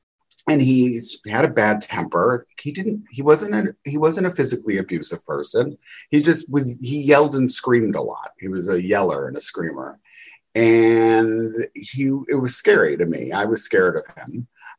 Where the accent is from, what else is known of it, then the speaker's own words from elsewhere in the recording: Chicago, Illinois, United States; I grew up in a suburb outside of Chicago.